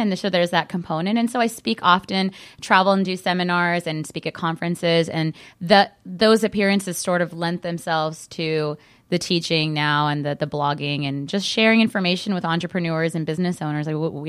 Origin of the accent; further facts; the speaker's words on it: California, United States; I grew up in Southern California, so for us it was a natural transition